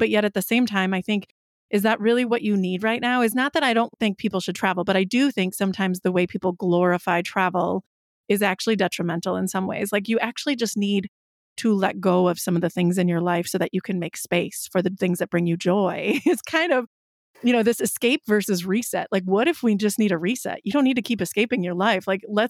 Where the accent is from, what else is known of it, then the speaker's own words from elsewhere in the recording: Wisconsin, United States; I am a Midwesterner, a fellow Wisconsinite.